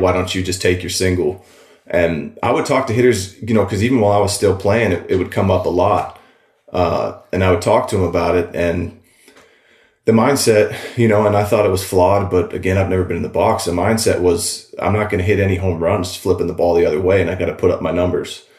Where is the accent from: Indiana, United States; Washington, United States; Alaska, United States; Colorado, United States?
Washington, United States; Walla Walla; moved away as an adult; also born or lived in Seattle; I'm out in Walla Walla, my hometown